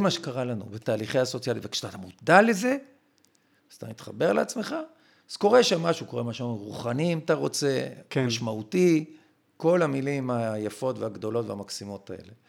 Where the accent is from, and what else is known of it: Israel